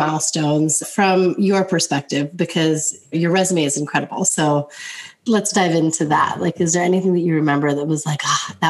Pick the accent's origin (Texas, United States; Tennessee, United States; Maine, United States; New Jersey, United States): New Jersey, United States; So I grew up in New Jersey, grew up in a loud Italian family.